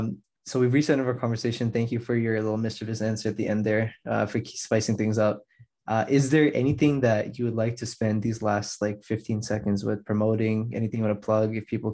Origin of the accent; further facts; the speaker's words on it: Toronto, Ontario, Canada; Especially because I'm from Toronto.